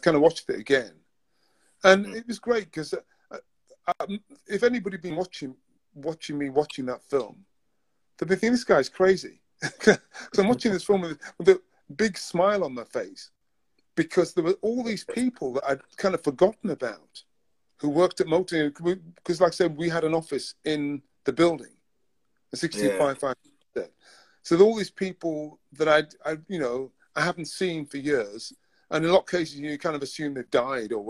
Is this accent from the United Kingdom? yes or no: yes; Newcastle, North East England, United Kingdom; moved away as an adult; now in London, United Kingdom; I was born in Newcastle. I lived most of my life in the north of England